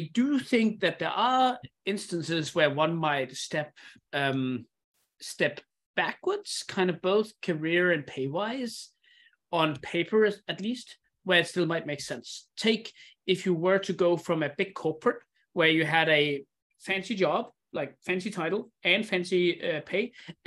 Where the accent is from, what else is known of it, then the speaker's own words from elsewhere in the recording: Denmark; moved away; also born or lived in Indonesia; I come from Denmark, which is a super high security country.